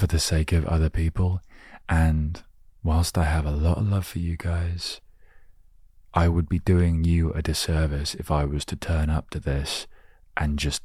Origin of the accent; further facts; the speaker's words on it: England, United Kingdom; growing up in England